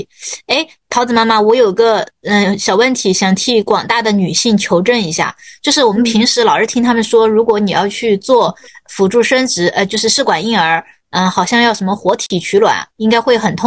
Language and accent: Chinese; Sichuan, China; 就是好像就我们老家那边吧，从四川出的，说不用结婚证也可以生孩子了